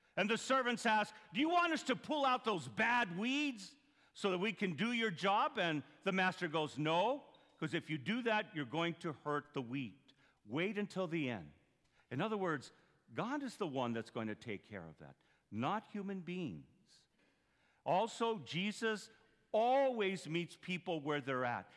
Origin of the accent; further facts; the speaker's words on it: Duncan, Arizona, United States; moved away; I'm from Duncan there